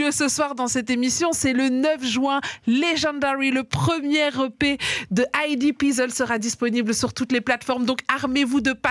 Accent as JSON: {"language": "French", "town": "Liège", "region": "Wallonia", "country": "Belgium", "tie": "born or raised there", "said": "Nous, en tant que Liégeois, moi, j'ai grandi à Liège."}